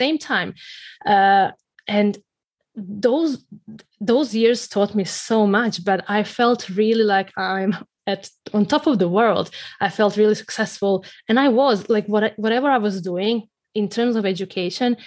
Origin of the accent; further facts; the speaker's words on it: Croatia; moved away; I grew up in Croatia, you know, that little country in Central Europe